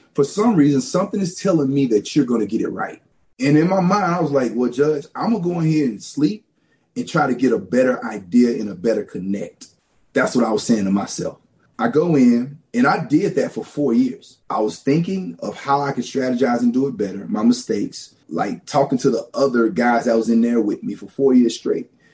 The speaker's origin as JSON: {"language": "English", "region": "Louisiana", "country": "United States", "tie": "born or raised there", "also_born_or_lived": "Los Angeles, California / Ohio", "moved": "yes", "said": "I was born in Los Angeles, California. And my parents left California in the late 80s, and we migrated to Louisiana and grew up in Louisiana, very rural"}